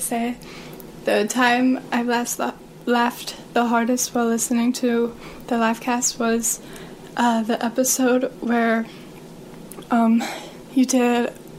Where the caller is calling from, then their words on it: Michigan, United States; Hello. I'm a fan from Michigan.